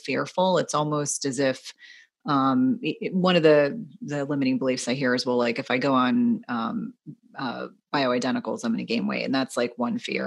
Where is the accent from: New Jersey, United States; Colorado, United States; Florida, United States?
New Jersey, United States; I grew up in New Jersey